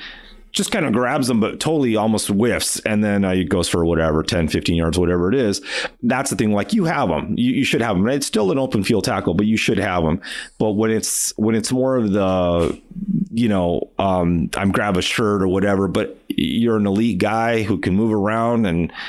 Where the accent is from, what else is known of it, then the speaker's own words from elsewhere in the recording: California, United States; I grew up in California